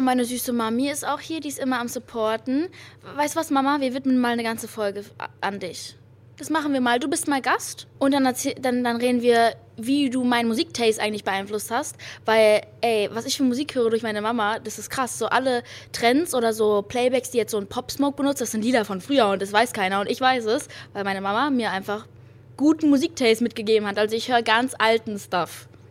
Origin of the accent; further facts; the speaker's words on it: Berlin, Germany; Ich bin hier in Berlin geboren, aber Berlin ist auch eine ganz, ganz, ganz tolle Stadt